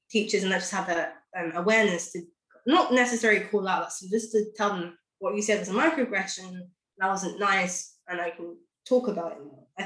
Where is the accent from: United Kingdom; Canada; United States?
United Kingdom; London; Yes, I was born and raised in London, but I spoke like so my accent could be a number of different things.